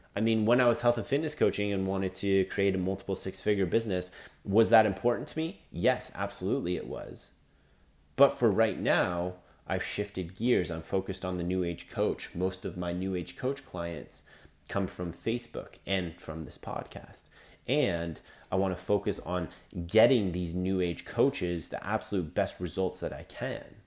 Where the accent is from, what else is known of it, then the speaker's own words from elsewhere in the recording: Canada; I'm Canadian